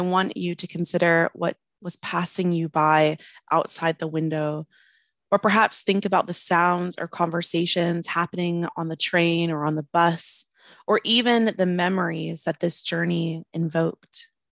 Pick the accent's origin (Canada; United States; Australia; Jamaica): United States; now in Wales, United Kingdom; I'm an American poet living in Wales